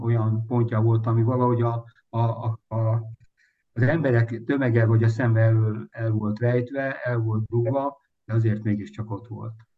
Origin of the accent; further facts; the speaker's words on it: Budapest, Hungary; április 12-én születtem Budapest 8. kerület Rákóczi út 27A, illetve pontosabban mellett a Rókus kórházban. Természetesen első emelet szülészet balra kettes ágy, ha jól emlékszem, de ez nem biztos. És hát itt nőttem föl